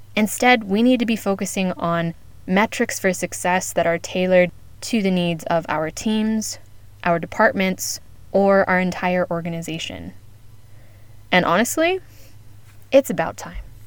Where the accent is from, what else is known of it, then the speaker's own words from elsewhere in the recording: United States; now in Spain; as an American based in Spain